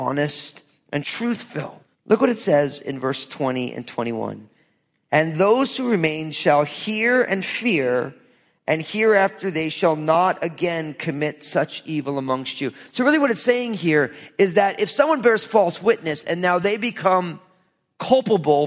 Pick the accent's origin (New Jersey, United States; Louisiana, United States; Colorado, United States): New Jersey, United States; I'm from Jersey.